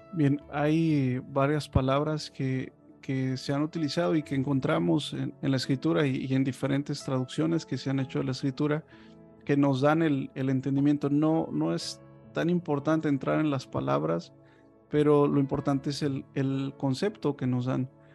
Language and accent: Spanish; Mexico